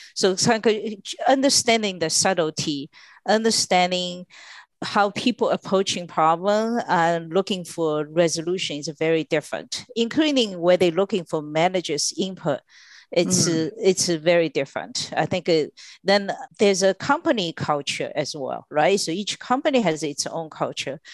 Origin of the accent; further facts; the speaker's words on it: China; now in United States; I was born and raised in China